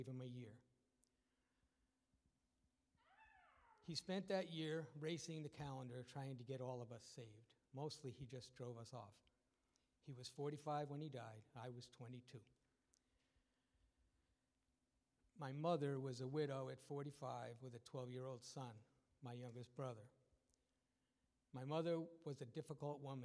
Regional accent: New York City, New York, United States; I was born in New York City in 1956

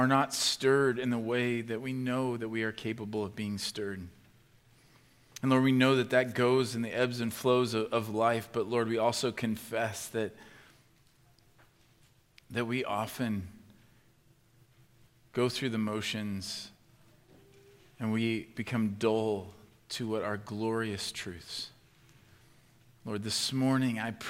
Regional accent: Midwest, United States; especially as Midwesterners, and I'm a Midwesterner

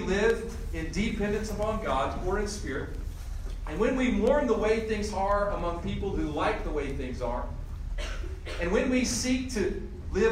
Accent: Greensboro, North Carolina, United States; my hometown of Greensboro, North Carolina

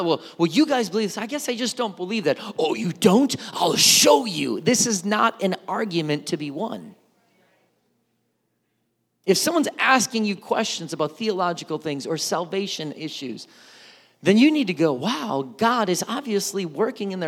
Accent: Milwaukee, Wisconsin, United States; growing up in Milwaukee, Wisconsin

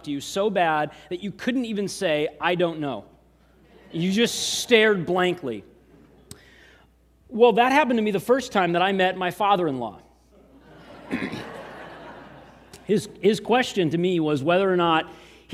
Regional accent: Eatonville, Washington, United States; moved away; also born or lived in San Diego, California; I'm originally from Eatonville, Washington, but we came here from San Diego

